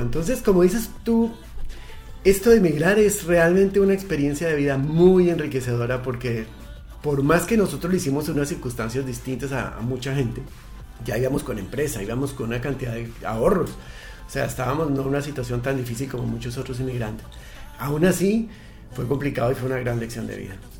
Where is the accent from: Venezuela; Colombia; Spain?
Colombia; moved away as an adult; also born or lived in Mexico; now in Chile; Estamos en Chile hace cuatro años y medio. Y venimos originalmente de Colombia.